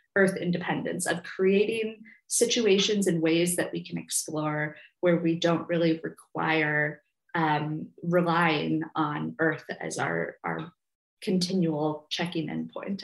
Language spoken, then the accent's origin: English; Minneapolis, Minnesota, United States; I grew up in the Twin Cities, so in the Midwest